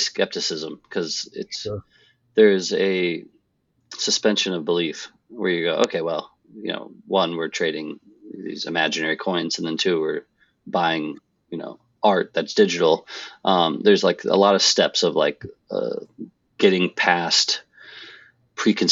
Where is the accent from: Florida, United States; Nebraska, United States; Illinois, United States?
Nebraska, United States; moved away as an adult; also born or lived in Philadelphia / New York; now in Westchester, United States; grew up in Nebraska, went to school in Philadelphia, moved to New York, been here pretty much ever since